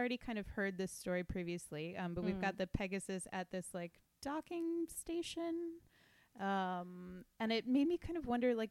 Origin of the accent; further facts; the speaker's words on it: United States; I think I speak for all Americans.